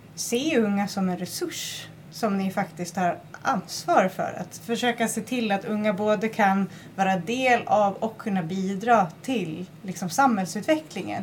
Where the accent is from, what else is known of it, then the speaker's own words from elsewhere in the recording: northern Gotland, Sweden; när jag växte upp på norra Gotland